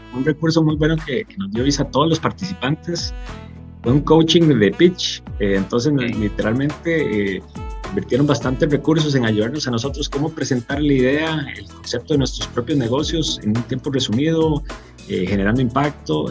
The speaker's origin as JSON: {"language": "Spanish", "country": "Costa Rica"}